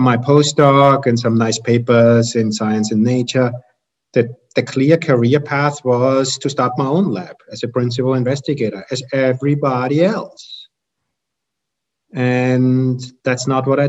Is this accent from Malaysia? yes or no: no; Austria; moved away as an adult; also born or lived in Germany / Vienna, Austria; now in United States; I'm from Austria originally, got my PhD in Germany